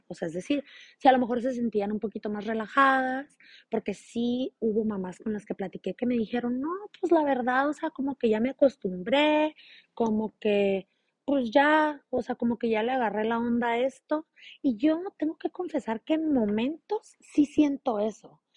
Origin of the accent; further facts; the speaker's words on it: San Luis Río Colorado, Sonora, Mexico; yo soy de San Luis Río Colorado, Sonora, México